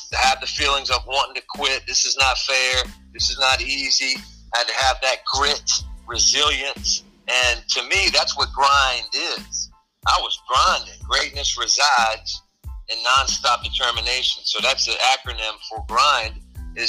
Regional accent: Hampton, Virginia, United States; the head coach at Hampton University, Division I school, actually in my hometown.

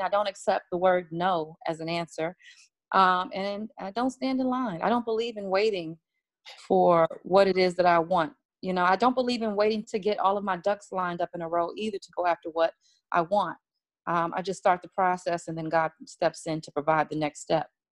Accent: Washington, District of Columbia, United States; I'm from Washington, D.C., I come from the world of go go music

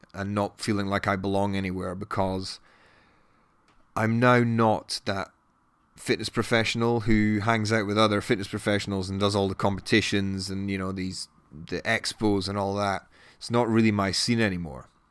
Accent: Edinburgh, Scotland, United Kingdom; moved away as an adult; also born or lived in Newcastle; now in London, United Kingdom; I grew up in Edinburgh and then I went to Newcastle for uni and then ended up in London six years ago.

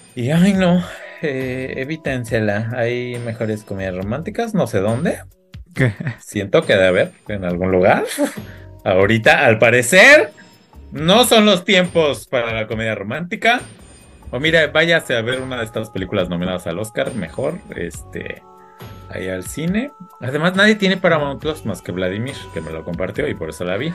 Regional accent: Mexico

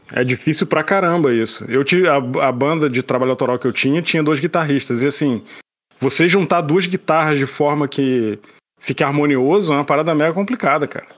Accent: Petrópolis, Rio de Janeiro, Brazil; moved away as an adult; now in Canada; eu sou de Petrópolis e morava no Rio, né? Me mudei pro Rio em 2008

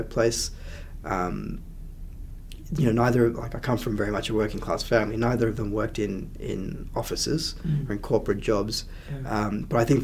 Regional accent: Canberra, Australian Capital Territory, Australia; also born or lived in Sri Lanka; When I grew up in the early 90s in Canberra, there were not too many other brown kids around

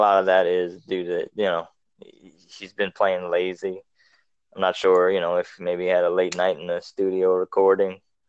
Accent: South Louisiana, United States; we are from South Louisiana

